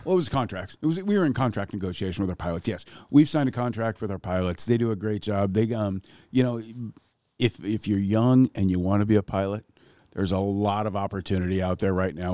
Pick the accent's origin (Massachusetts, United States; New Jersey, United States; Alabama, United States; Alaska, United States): Alaska, United States; Ketchikan; growing up in Ketchikan